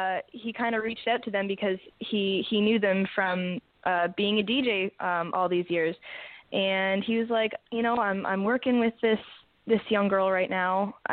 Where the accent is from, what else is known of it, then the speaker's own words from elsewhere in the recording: Toronto, Ontario, Canada; Yeah, you could go into anywhere and be like, yeah, I'm from Toronto.